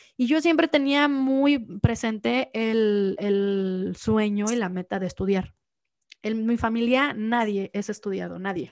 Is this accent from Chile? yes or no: no; Los Altos de Jalisco, Mexico; now in Mexico City, Mexico; yo soy muy rara en, mi pueblo